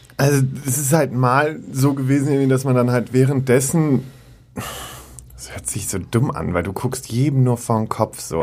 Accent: Münster, North Rhine-Westphalia, Germany; moved away; Münster, meine alte Heimat, und es ist so ein bisschen nach Hause kommen.

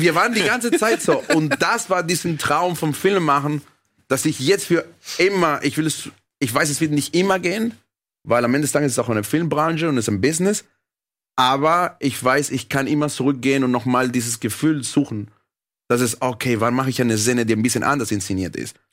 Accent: Caracas, Venezuela; now in Germany; ich bin in Venezuela aufgewachsen, dann hierher gekommen

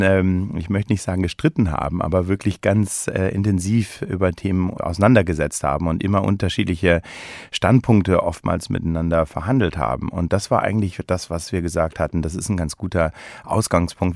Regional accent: Germany; moved away as an adult; also born or lived in London / Switzerland / United States; now in Berlin, Germany; bin eben gebürtiger Deutscher

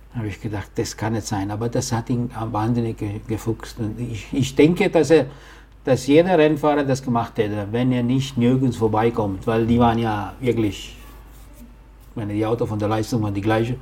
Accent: Italy; als Italiener

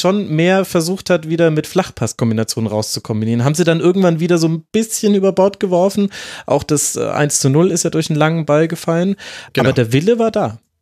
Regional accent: Franconia, Bavaria, Germany; now in Munich, Germany; ich als gebürtiger Franke

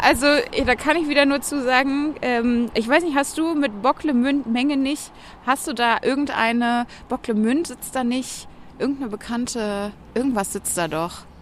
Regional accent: Bonn, North Rhine-Westphalia, Germany; Ich bin ja in Bonn groß geworden

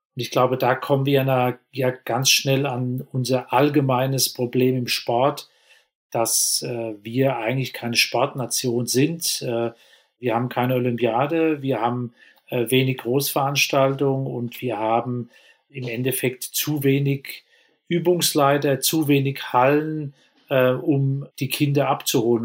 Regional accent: Germany; bei uns in Deutschland

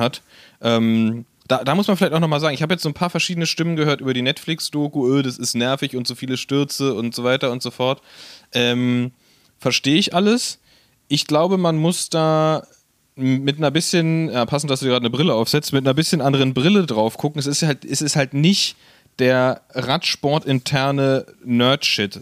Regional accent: Berlin, Germany; als Berliner

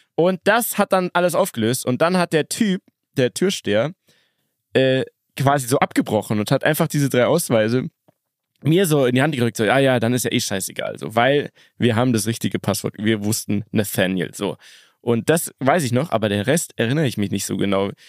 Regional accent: Munich, Bavaria, Germany; wir sind aus München

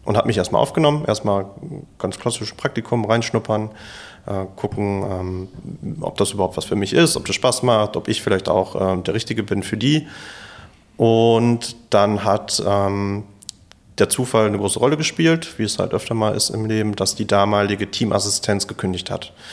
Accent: Bochum, North Rhine-Westphalia, Germany; komme ursprünglich aus Bochum, ähm, bin hier geboren und aufgewachsen

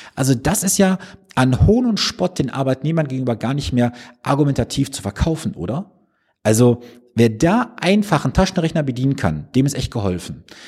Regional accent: Mülheim an der Ruhr, North Rhine-Westphalia, Germany; Also ich komme gebürtig aus Mühlheim an der Ruhr

